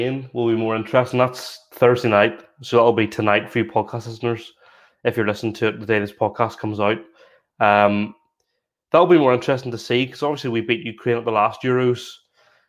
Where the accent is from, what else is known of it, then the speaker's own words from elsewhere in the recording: Northern Irish, Northern Ireland, United Kingdom; we're both Northern Irish